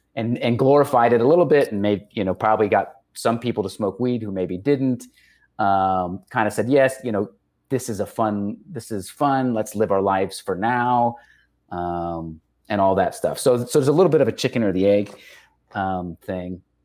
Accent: El Paso, Texas, United States; growing up in El Paso.

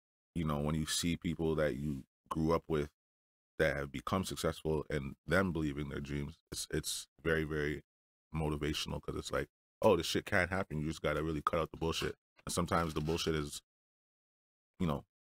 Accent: Toronto, Ontario, Canada; I'm from Toronto

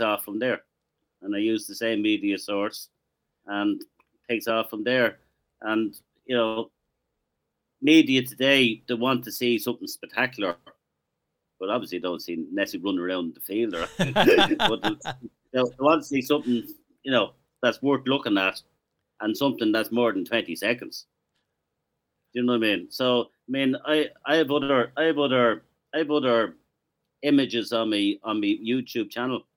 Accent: Ireland; I'm Irish

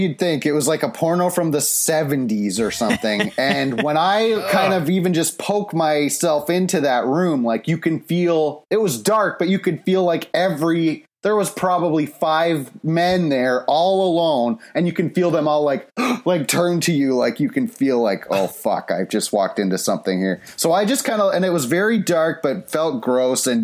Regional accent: Port Stanley, Ontario, Canada; Port Stanley, Ontario. That's where I'm from. A cool thing about my hometown

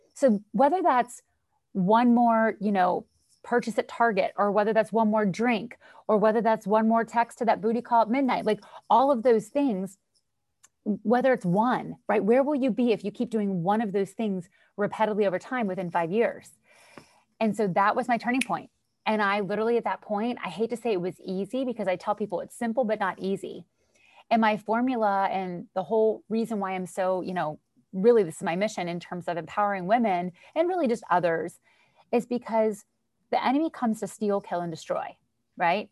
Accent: Western Pennsylvania, United States; moved away as an adult; also born or lived in Florida; I'm from Western Pennsylvania

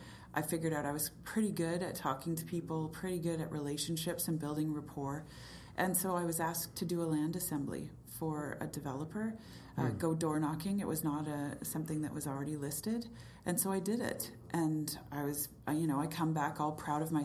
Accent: Southern California, United States; moved away as an adult; also born or lived in Drumheller, Alberta, Canada / Edmonton, Canada; now in Kelowna, Canada; I actually grew up in Southern California

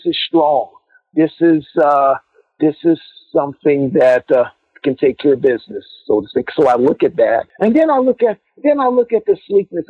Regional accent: Virginia, United States; where I grew up at in Virginia

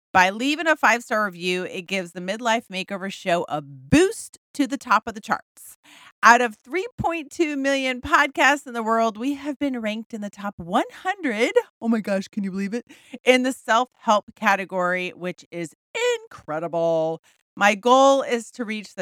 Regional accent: Texas, United States; I'm a Texan

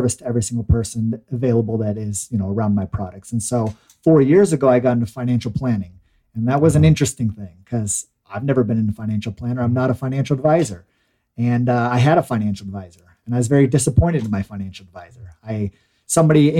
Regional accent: Mesa, Arizona, United States; I was born in Mesa, Arizona

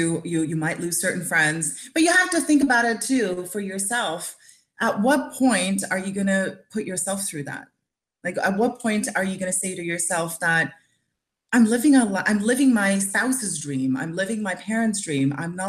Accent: India; I'm Indian Chinese, so I came from India, and I'm Chinese.

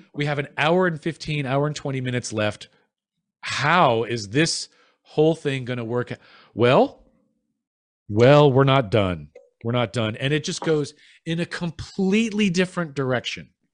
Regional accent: Midwest, United States; as a Midwesterner

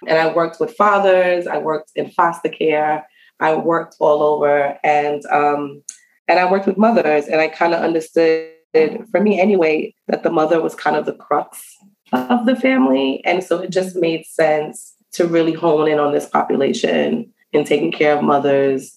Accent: New York City, New York, United States; also born or lived in Antigua; I was raised in the Bronx. So I'm from New York City

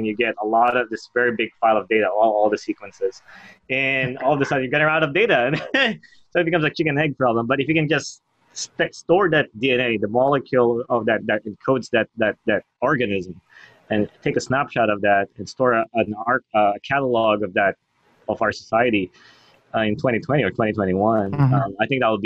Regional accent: Australia; moved away; I'm from Australia

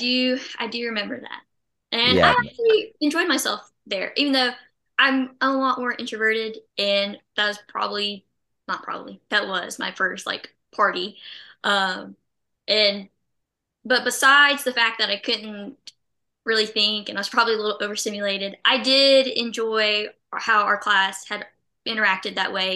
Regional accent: Centre, Alabama, United States; I'm actually from Northeast Alabama, Center, small town called Center.

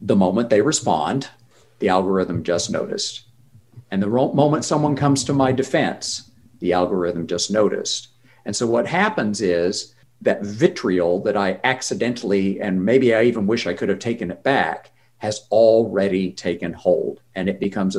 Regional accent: Oklahoma, United States; now in Vancouver, Canada; I live in Canada, but I grew up in Oklahoma.

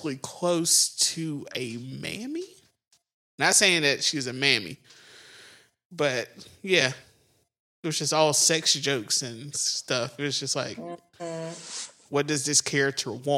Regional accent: the South, United States; growing up in the South... And being around black people my mm-hmm. entire life

